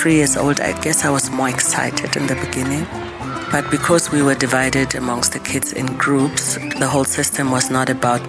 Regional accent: Germany; born or raised there; moved away; also born or lived in Huambo, Angola / Zambia / Namibia

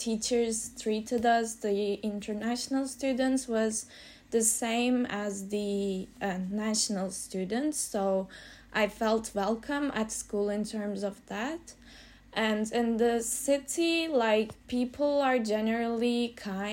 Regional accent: Turkey; moved away as an adult; also born or lived in Belgium; I come from Turkey and I studied a Bachelor of Architecture in Turkey

